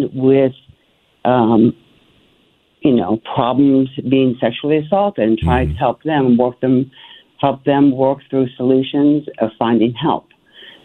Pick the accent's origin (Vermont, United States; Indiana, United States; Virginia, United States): Virginia, United States; Alexandria; I hail from Alexandria, Virginia